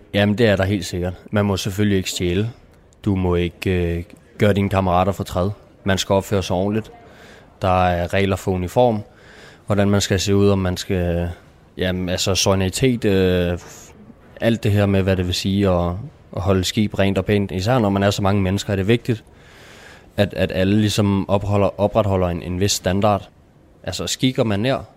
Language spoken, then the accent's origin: Danish; Nykøbing Falster, Zealand, Denmark; Jeg er 21. Jeg kommer fra Nykøbing Falster